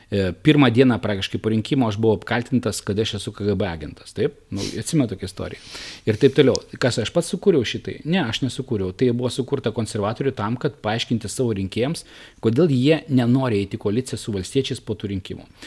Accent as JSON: {"language": "Lithuanian", "region": "Samogitia", "country": "Lithuania", "said": "aš nebūčiau žemaitis, tai be abejonių e, tikriausiai būtų mane ir palaužę e, psichologiškai, bet aš esu žemaitis, kuo žemaitį labiau spaudžia, tuo jisai darosi kitesnis."}